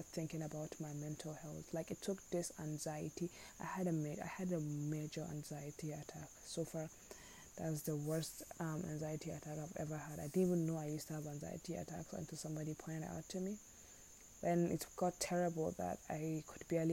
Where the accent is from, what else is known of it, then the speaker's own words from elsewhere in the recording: Nigeria; as a Nigerian